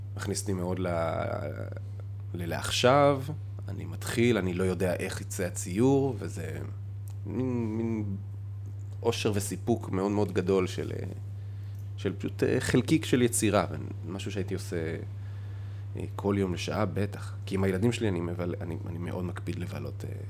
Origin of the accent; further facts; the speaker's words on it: Amuka, Northern District, Israel; also born or lived in Safed; נולדתי בצפת ועברנו לעמוקה